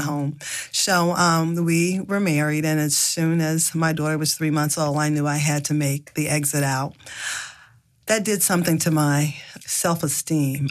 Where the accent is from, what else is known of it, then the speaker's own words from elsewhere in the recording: the South, United States; I grew up in the South in a family, a large family